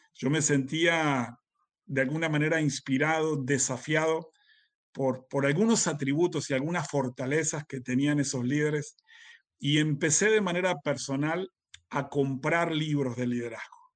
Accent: Uruguay; yo soy uruguayo

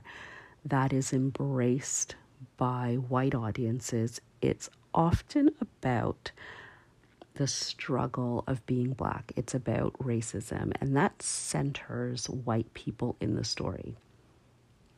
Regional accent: Canada; I'm from Canada

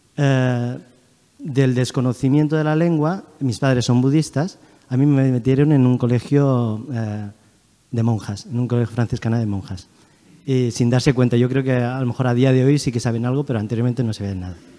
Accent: Madrid, Community of Madrid, Spain; also born or lived in China / Asturias / Huelva / Seville; now in Barcelona, Spain; he estado viviendo mi infancia en Madrid

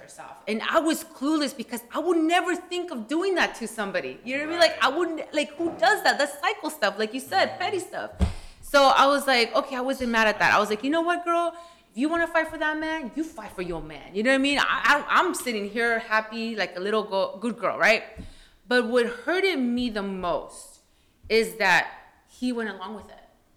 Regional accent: California, United States; also born or lived in Washington; as a Chicana, we don't let ourselves, like, we're from Cali.

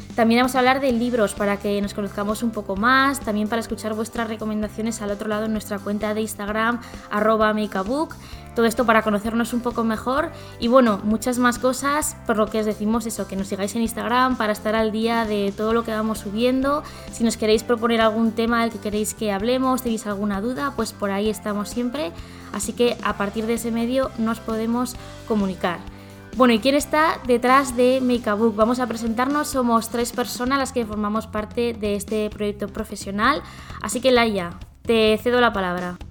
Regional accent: Zaragoza, Aragon, Spain; now in Barcelona, Spain; nací en Zaragoza, ahora mismo estoy viviendo en Barcelona

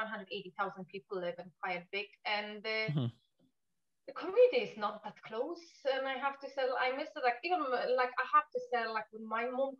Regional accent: Poland; accent: Polish; English is a second language; moved away as an adult; now in Newry, United Kingdom; my Polish accent is still quite strong, even being here 17 years.

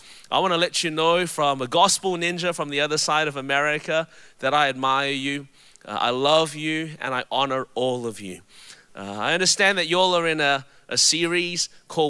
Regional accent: Melbourne, Victoria, Australia; now in Anderson, United States; my voice is a little bit different. It's because I was born and raised in Melbourne, Australia

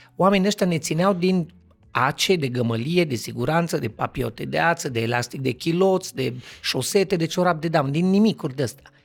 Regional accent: Cluj-Napoca, Cluj County, Romania; sunt actor din Cluj, născut, crescut, familie tot

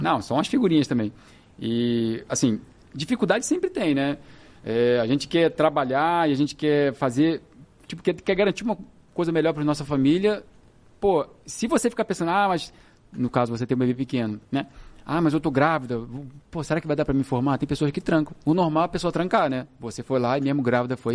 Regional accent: Rio de Janeiro, Brazil; eu sou do Rio de Janeiro

